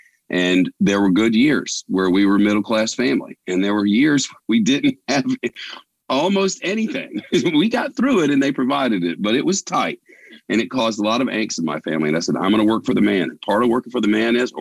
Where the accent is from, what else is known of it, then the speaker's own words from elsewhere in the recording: Holly Springs, Mississippi, United States; moved away; I grew up in Holly Springs, Mississippi